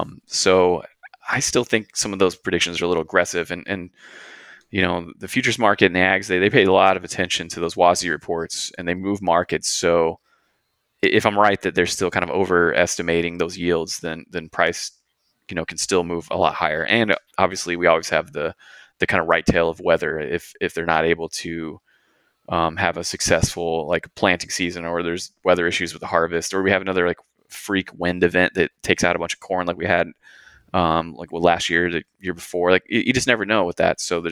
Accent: Texas, United States; and where I'm from, I grew up on the Gulf Coast in Texas, and we actually grew a lot of cotton there

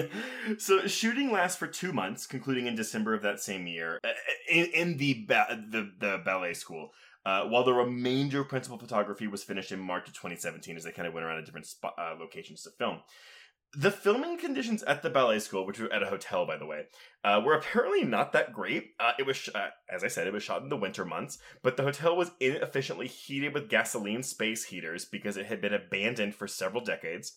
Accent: United States; I'm an American

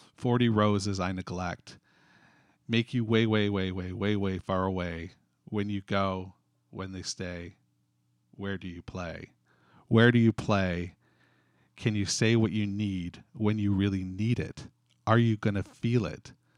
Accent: Canada; being a Canadian, we use dot C A in Canada.

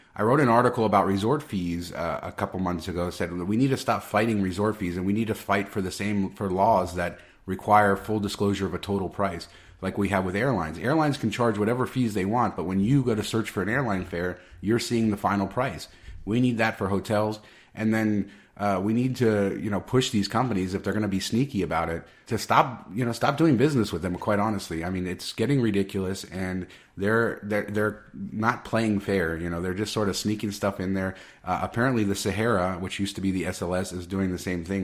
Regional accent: Las Vegas, Nevada, United States; in my hometown

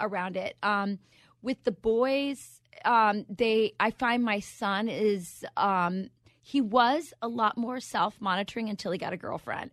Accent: Arizona, United States; moved away; also born or lived in Wisconsin; I'm from Wisconsin. No one understands me, but I'm originally from Arizona

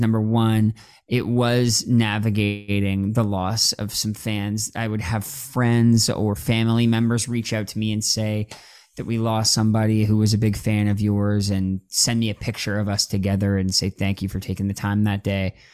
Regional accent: Toronto, Ontario, Canada; now in Los Angeles, United States; I grew up in Toronto

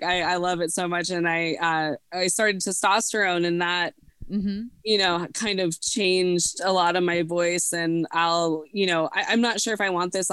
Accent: Montana, United States; also born or lived in Portland, Oregon; So I decided to move back to my home state of Montana

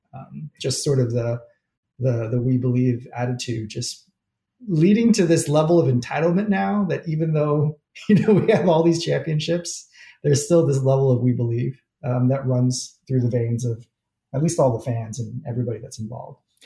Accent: New Jersey, United States; I'm from New Jersey, grew up with the Keith Van Horn era

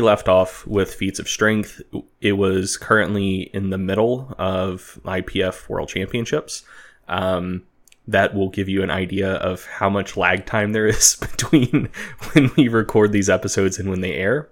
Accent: United States; as an American making this podcast

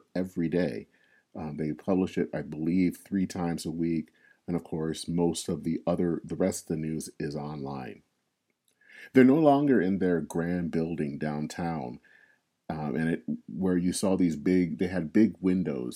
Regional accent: Flint, Michigan, United States; in my hometown of Flint, Michigan. I was a junior in high school

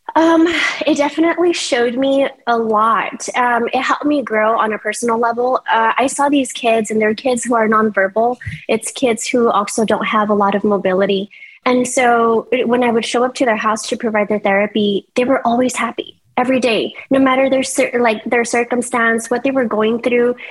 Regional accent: El Paso, Texas, United States; moved away as an adult; now in Houston, United States; I'm not originally from Houston. I come from El Paso

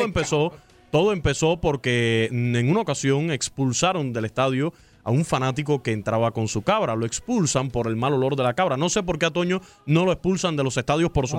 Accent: Camagüey, Cuba; mi tierra natal, Camagüey, yo soy el orgullo de la calle San Ramón

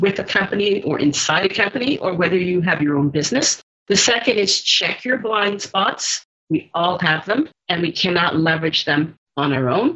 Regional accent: Jamaica; I'm Jamaican and that's where I was born

